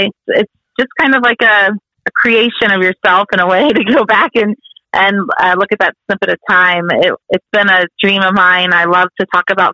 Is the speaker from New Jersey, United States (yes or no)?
no; Texas, United States; also born or lived in Italy; growing up in Texas